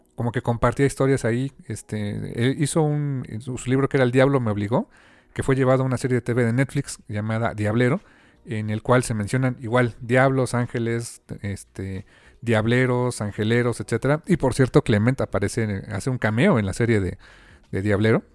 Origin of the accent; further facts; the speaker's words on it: Mexico; como lector mexicano